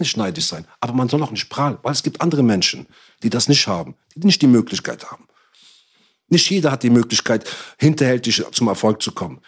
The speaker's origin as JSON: {"language": "German", "country": "Morocco", "also_born_or_lived": "Cologne", "said": "Ich bin Marokkaner"}